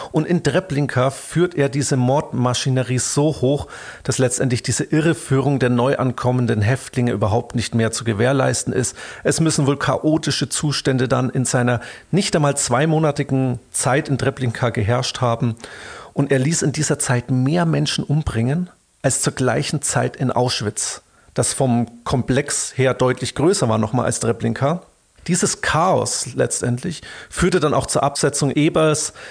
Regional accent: Bavaria, Germany; hier bei uns in Bayern

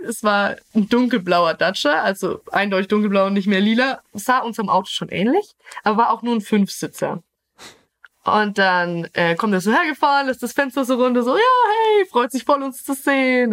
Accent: Middle Franconia, Bavaria, Germany; ich komme gebürtig aus Mittelfranken, aus einem kleinen Dorf und momentan lebe ich in Gabelspaten, Kürken

